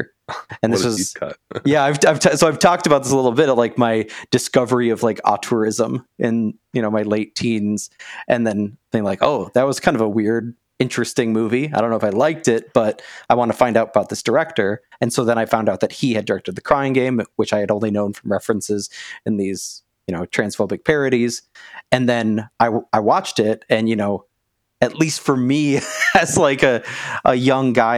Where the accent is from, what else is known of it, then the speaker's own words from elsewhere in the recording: United States; I'm growing up, with this like hyper masculine, homophobic, transphobic, suburban American lifestyle